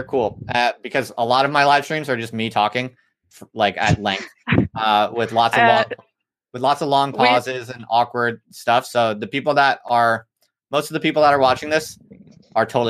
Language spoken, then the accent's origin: English; United States; moved away as an adult; now in United Kingdom; I live in the UK, but I'm from America